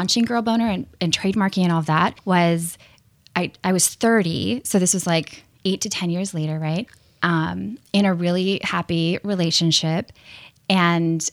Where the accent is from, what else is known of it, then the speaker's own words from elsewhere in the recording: Minnesota, United States; I grew up in Minnesota